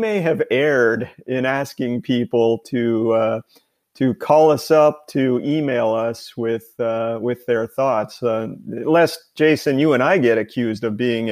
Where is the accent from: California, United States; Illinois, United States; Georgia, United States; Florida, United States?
Georgia, United States; I am from Georgia